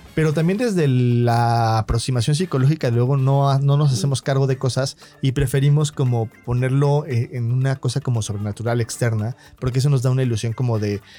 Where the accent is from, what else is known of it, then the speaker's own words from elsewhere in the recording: Mexico; como mexicanos